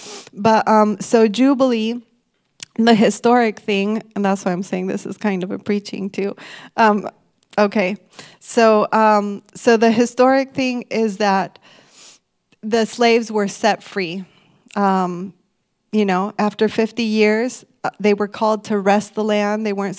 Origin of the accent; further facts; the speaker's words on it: Mexico; also born or lived in Michigan, United States; When I was one, we moved from Michigan to Mexico. And I think that was a cultural shock for me.